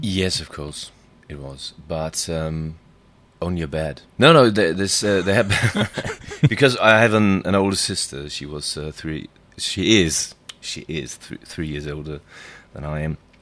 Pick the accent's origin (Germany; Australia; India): Germany; Dortmund, North Rhine-Westphalia; we lived in the northeastern part of my hometown, which is Dortmund